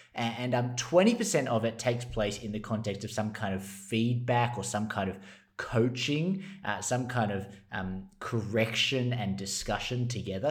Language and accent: English; Australia; as an Australian